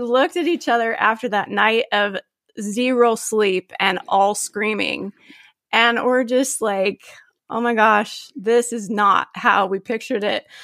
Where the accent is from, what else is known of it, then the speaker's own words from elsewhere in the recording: Gilbert, Arizona, United States; now in Phoenix area, United States; I grew up in Gilbert, Arizona